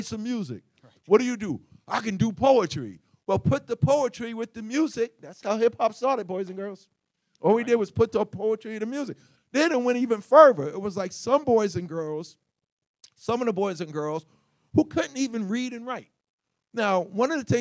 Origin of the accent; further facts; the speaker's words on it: New York City, New York, United States; I grew up in Hollis, Queens, New York